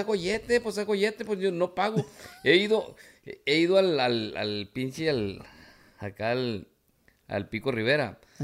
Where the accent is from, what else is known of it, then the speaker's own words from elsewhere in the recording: Villa Benito Juárez, Sinaloa, Mexico; moved away; also born or lived in Guamúchil, Sinaloa; Pero soy de Tamazula II. de Villa Benito Juárez. De ahí soy yo, de Villa Benito Juárez